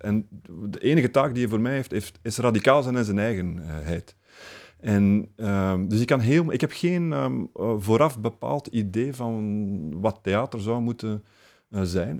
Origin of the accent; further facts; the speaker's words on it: Flemings, Flanders, Belgium; we hebben gewoon ook het voordeel als Vlamingen